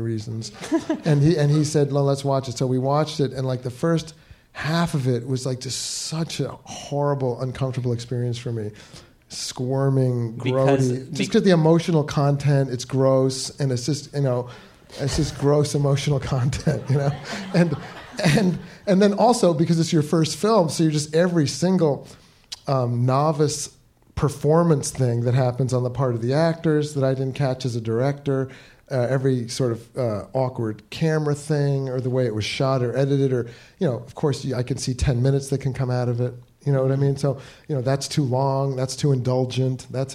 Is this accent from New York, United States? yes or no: yes; New York, United States; I'm from New York